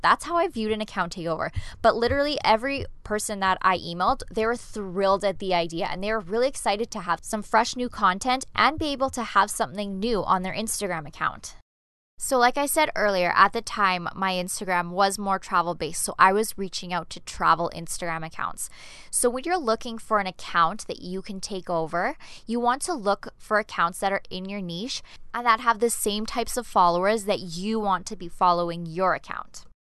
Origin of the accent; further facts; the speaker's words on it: Canada; moved away as an adult; now in Denmark; I'm an expat. I'm originally from Canada, but I'm living in Denmark